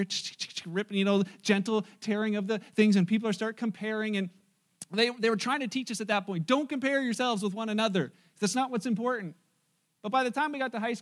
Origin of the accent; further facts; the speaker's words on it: Wellandport, Ontario, Canada; I'm the wabbit from Wellenport